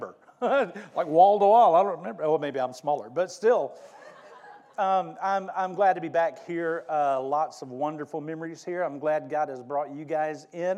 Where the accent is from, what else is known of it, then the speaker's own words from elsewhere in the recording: Mobile, Alabama, United States; moved away as an adult; also born or lived in Fort Worth; I grew up in Mobile and graduated from high school in 79